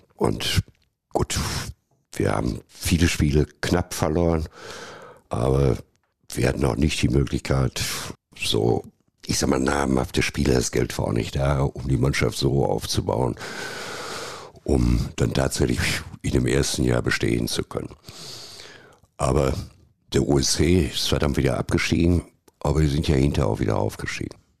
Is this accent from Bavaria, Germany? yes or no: no; Dortmund, North Rhine-Westphalia, Germany; ich bin Dortmunder durch und durch